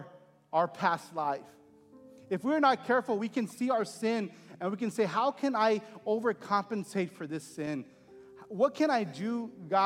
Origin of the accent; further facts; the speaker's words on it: Texas, United States; moved away; my hometown in Texas